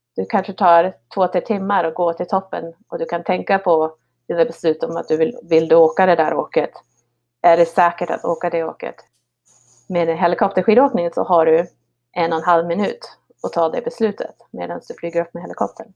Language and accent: Swedish; Härnösand, Västernorrland County, Sweden; moved away as an adult; now in Revelstoke, Canada; Jag växte upp eh, utanför Härnösand eh, på Höga Kusten på en liten, liten hobbygård där ute